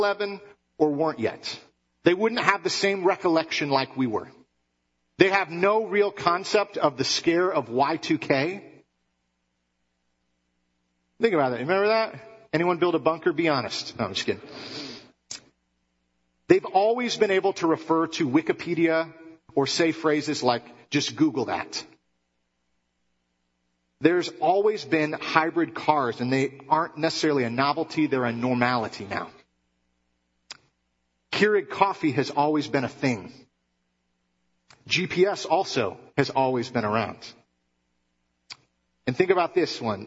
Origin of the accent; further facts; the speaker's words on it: Michigan, United States; moved away; I grew up in Michigan